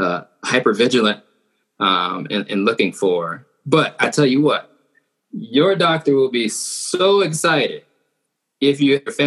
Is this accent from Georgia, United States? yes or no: yes; Georgia, United States; moved away; I like to call it the bottom right corner. So I'm from Georgia